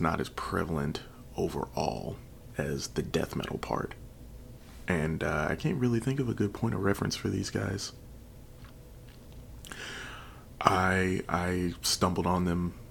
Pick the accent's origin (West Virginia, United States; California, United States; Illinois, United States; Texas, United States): Illinois, United States; Chicago; Chicago, Illinois, my hometown where I was born